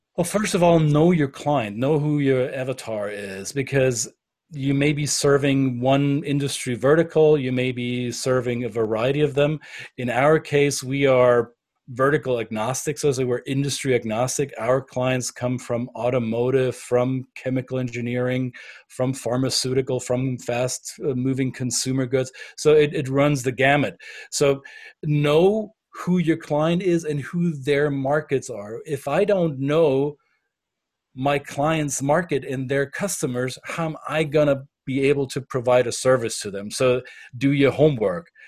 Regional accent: Bavaria, Germany; first language German; English is a second language; now in United States; I'm German by passport, I'm um, American by choice, and I am a Bavarian at heart.

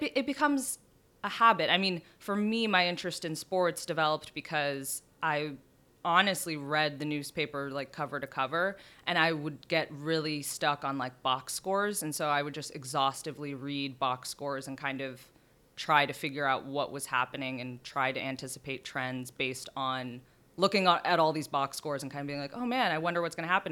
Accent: San Diego, California, United States; moved away as an adult; now in New York, United States; I grew up in San Diego.

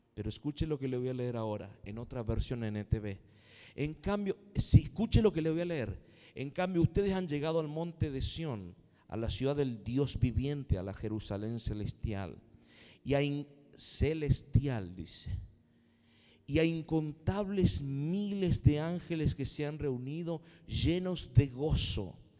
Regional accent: Argentina; Somos argentinos

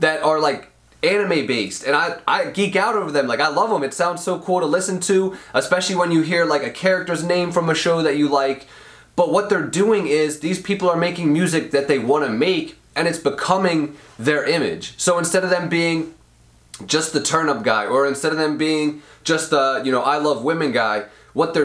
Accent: Royersford, Pennsylvania, United States; I grew up in Royersford, which is a small town in Pennsylvania, in a middle class home, with my whole family

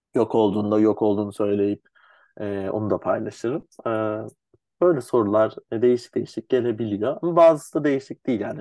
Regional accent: Istanbul, Turkey; Ben 7 Ağustos 95 İstanbul doğumluyum.

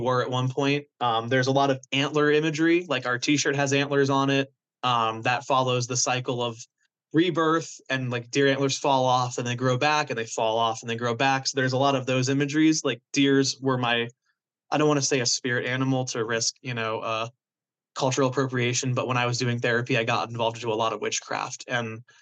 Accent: Florida, United States; moved away as an adult; now in New Jersey, United States; I just wanted to get out of Florida so badly. And I was like, there has to be more to life than this shitty touristy

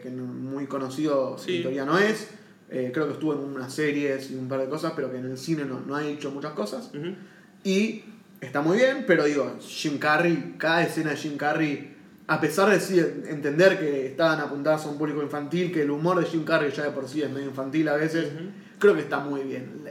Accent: Argentina; acá en Argentina

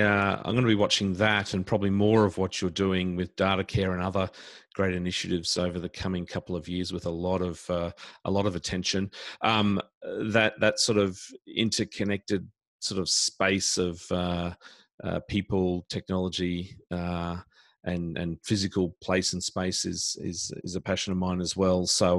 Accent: Brisbane, Queensland, Australia; here in Brisbane, my hometown.

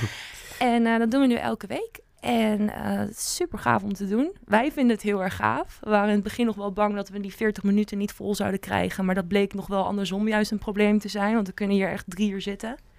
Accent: Netherlands; ik als Nederlander

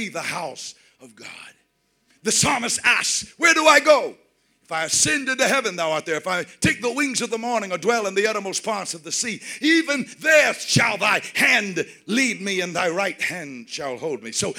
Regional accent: United States; I'm from the United States

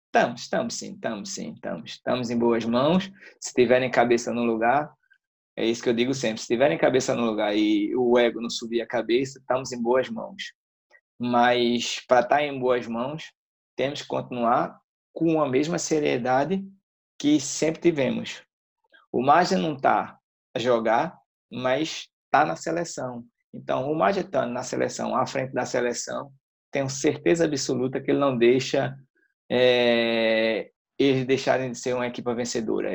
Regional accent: Northeast Region, Brazil; now in Portugal; eu sou do Nordeste

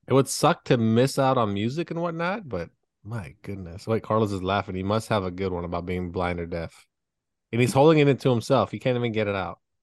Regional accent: Canada; now in United States; I'm not an American citizen. I am from the land where they built the Blackberry

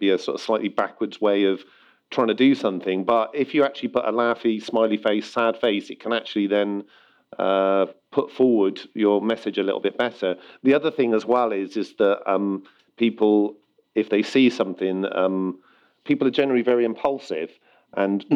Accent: United Kingdom; I was being very British

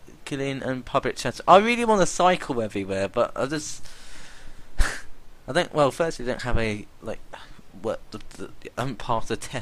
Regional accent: United Kingdom; I am British

